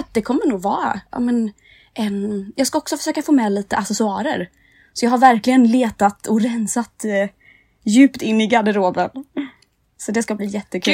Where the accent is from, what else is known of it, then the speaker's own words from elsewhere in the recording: Nässjö, Jönköping County, Sweden; moved away as an adult; now in Stockholm, Sweden; jag kommer från Nässjö i Småland